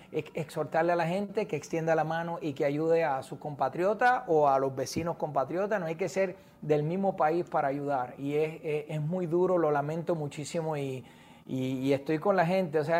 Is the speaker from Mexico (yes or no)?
no; Puerto Rico; Sabes que soy de Puerto Rico